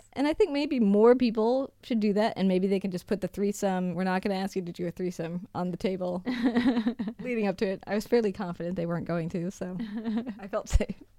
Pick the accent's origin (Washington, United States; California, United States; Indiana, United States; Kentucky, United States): Washington, United States; Seattle; moved away; I come from Seattle